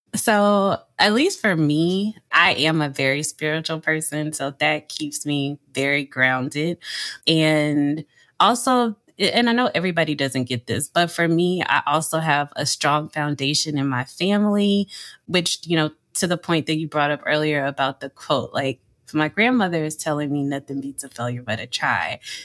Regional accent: Louisiana, United States; moved away as an adult; also born or lived in New York; I am from Louisiana, born and raised

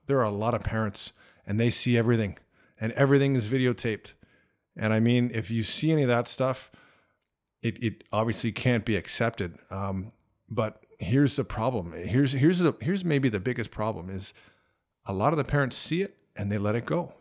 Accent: Canada; moved away as an adult; also born or lived in Toronto; now in China; growing up in Canada

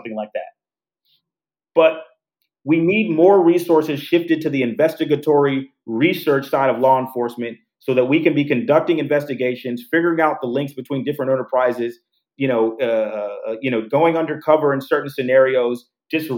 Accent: Houston, Texas, United States; now in Chicago, United States; I'm from Houston, right? Houston is the fourth largest city in the United States, right? So it's not like I'm from a small town.

